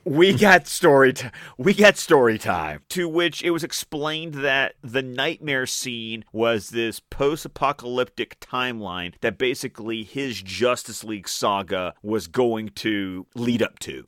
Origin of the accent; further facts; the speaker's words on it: Australia; I'm Australian